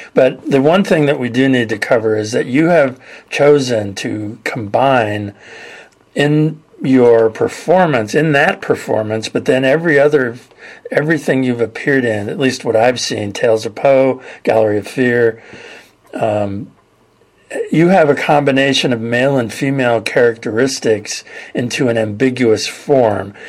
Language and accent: English; California, United States; When I was a kid, I grew up in California